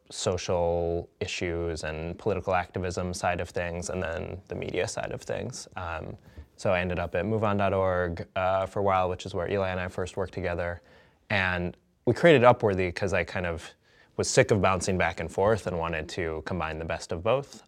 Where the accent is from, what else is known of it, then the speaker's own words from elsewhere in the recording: Madison, Wisconsin, United States; I grew up in Madison, Wisconsin, where the Onion is from